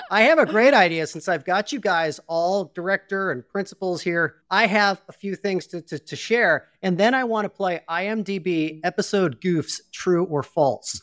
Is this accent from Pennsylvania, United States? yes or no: no; Chicago, Illinois, United States; I was born in Chicago, Illinois